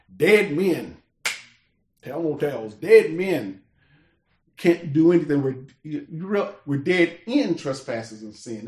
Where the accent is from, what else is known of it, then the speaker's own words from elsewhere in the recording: United States; I was born in America